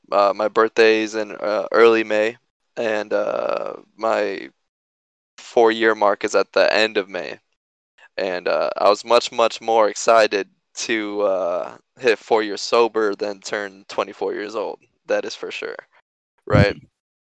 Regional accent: Knoxville, Tennessee, United States; born there; also born or lived in Illinois; So, like I said … I was born in Knoxville, Tennessee, and shortly after we moved to Illinois. And then we moved around a lot as a kid.

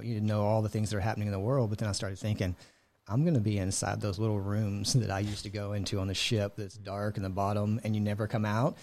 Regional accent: Houston, Texas, United States; moved away as an adult; also born or lived in Buffalo, Texas; now in Washington, United States; grew up in an Houston area

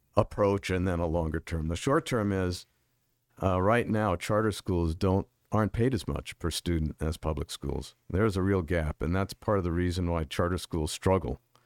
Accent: White Plains, New York, United States; also born or lived in Bronx, New York; now in Arizona, United States; I was born in the Bronx, and I grew up in White Plains.

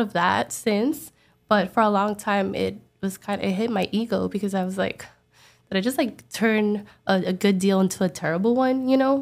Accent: New York City, New York, United States; now in Miami, United States; I'm from the Bronx, but I now live in Miami

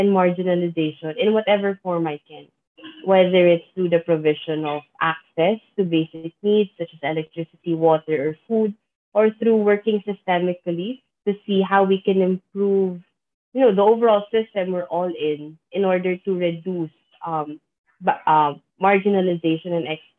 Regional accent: Philippines; I'm from the Philippines. I've lived and worked in the Philippines all of my life

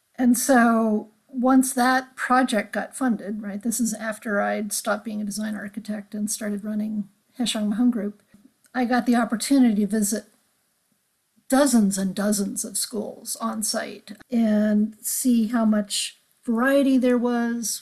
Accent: Los Angeles, California, United States; growing up in Los Angeles that I loved where I lived

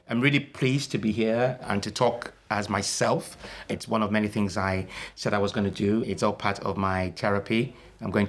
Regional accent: Nigeria; also born or lived in Liverpool, United Kingdom; I went back at the age of five and I came back at the age of 19.

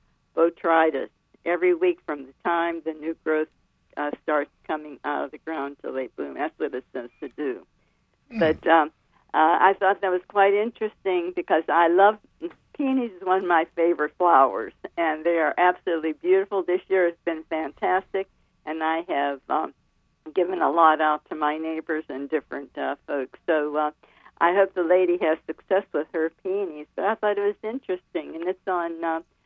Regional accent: Pittsburgh, Pennsylvania, United States; moved away as an adult; now in North Carolina, United States; I'm from Pennsylvania, originally Pennsylvania

